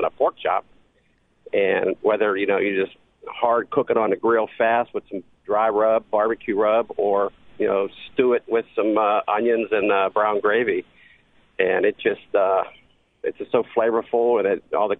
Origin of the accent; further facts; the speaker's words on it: Pittsburgh, Pennsylvania, United States; now in Meridian, United States; I'm originally from Pittsburgh